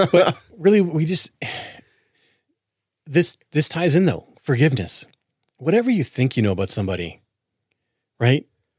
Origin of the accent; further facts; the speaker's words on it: Portland, Oregon, United States; I grew up in Portland, and I hate watching my city burn.